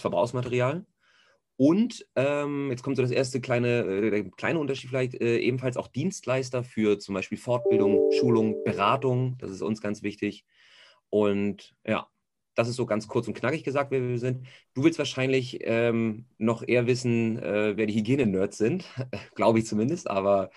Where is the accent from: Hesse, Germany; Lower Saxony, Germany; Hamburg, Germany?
Hamburg, Germany; gebürtiger Hamburger, merkt man wahrscheinlich auch ein bisschen am Schnack